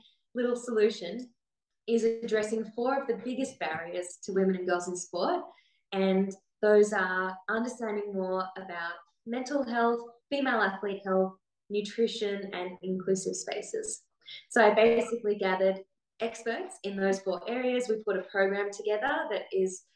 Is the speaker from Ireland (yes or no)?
no; Australia; So I'm the Australian IOCM leader for 2021 to 2024